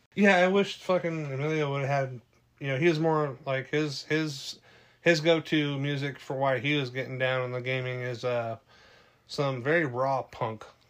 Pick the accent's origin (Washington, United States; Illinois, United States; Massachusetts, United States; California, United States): California, United States; I grew up in California